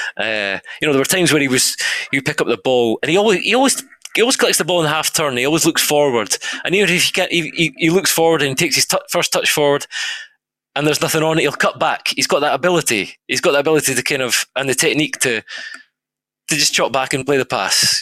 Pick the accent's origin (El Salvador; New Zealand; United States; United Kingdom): United Kingdom; Scotland; I'm Scottish.